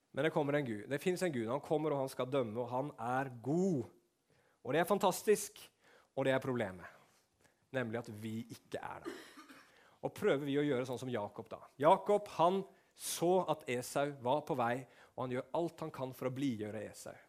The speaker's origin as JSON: {"language": "Norwegian", "country": "Norway", "said": "som nordmann som har vokst opp med eventyr og sånn"}